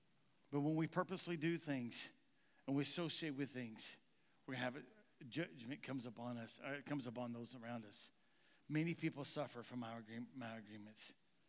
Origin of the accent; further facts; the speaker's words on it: Kentucky, United States; now in Missouri, United States; I'm from Eastern Kentucky, and in Eastern Kentucky, we talk a certain way. Anybody know how the people in Eastern Kentucky talks? Well, I talk really good. Okay, I don't talk good. How do I say this? My talking is better here in Missouri now than it was ever in Kentucky.